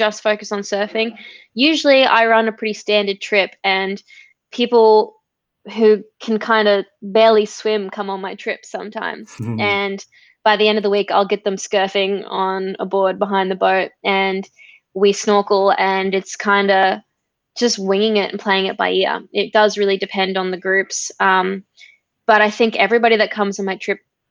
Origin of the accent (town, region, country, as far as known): Gold Coast, Queensland, Australia; born or raised there